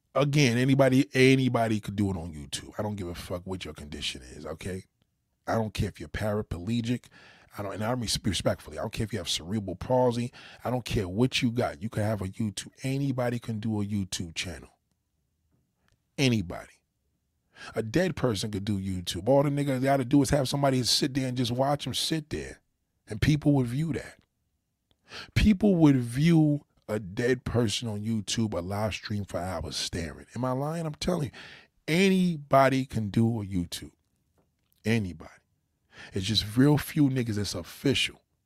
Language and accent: English; New York, United States; also born or lived in Los Angeles; I'm a New Yorker